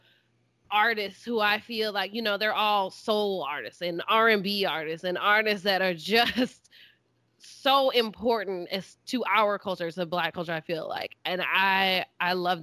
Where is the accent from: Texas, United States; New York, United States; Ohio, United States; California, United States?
Texas, United States; I'm from Texas